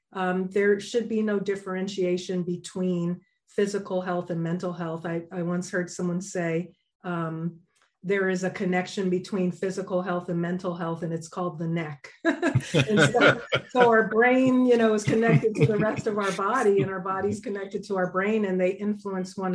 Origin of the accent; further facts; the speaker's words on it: New York, United States; also born or lived in Denver, Colorado; now in Southern California, United States; I'm originally from New York.